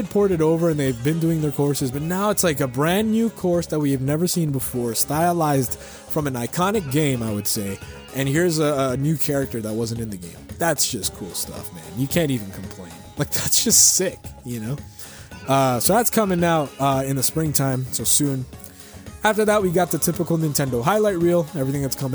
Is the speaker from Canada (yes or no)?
yes; Canada; I'm a Canadian citizen